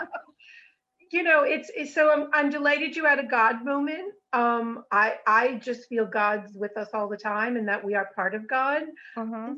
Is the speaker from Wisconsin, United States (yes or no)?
no; Rhode Island, United States; So originally, I'm from Rhode Island.